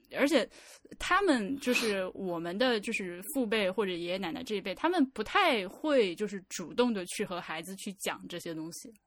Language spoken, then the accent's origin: Chinese; northwestern Hubei, China; moved away; 我老家就是在那个鄂西北的一个二十八岁的嗯。小城市